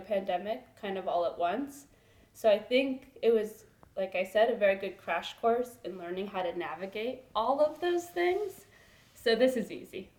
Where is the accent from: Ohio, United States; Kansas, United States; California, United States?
California, United States; Los Angeles; moved away as an adult; now in Washington, D.C., United States; I'm from Los Angeles, California